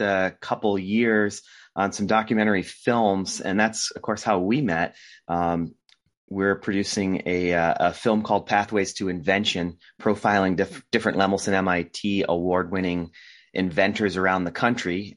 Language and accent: English; Rhode Island, United States; moved away as an adult; also born or lived in Boston; now in California, United States; I was born in Rhode Island and lived there, uh, throughout my childhood and into my adult life